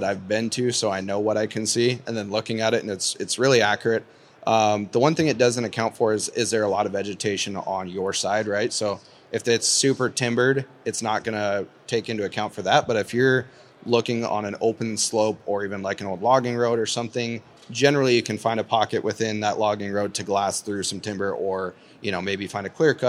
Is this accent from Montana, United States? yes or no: yes; Eastern Montana, United States; I'm from Eastern Montana